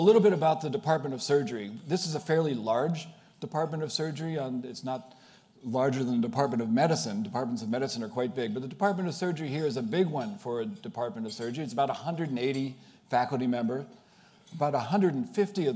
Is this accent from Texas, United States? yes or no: no; Pittsburgh, Pennsylvania, United States; moved away as an adult; also born or lived in Worcester, Massachusetts; now in Boston, United States; I am not from Boston. I grew up in Pittsburgh, Pennsylvania, the oldest of six children